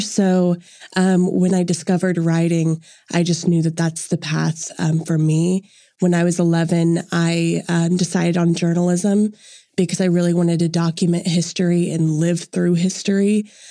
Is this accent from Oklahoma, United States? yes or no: yes; Edmond, Oklahoma, United States; I'm originally from Edmond, and I go to the University of Central Oklahoma